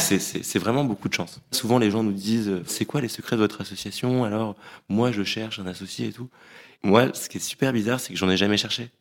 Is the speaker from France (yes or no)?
yes; Paris, Île-de-France, France; moved away as an adult; also born or lived in London; On a grandi à Paris